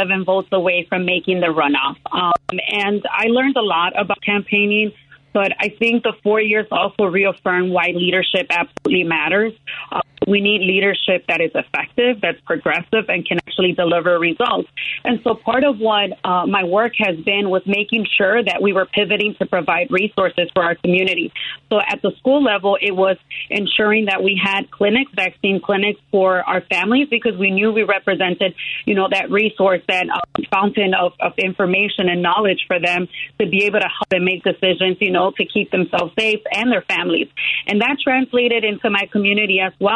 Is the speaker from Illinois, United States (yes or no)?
yes; Chicago, Illinois, United States; I was born and raised in the Pilsen community, exactly where I'm seeking to serve.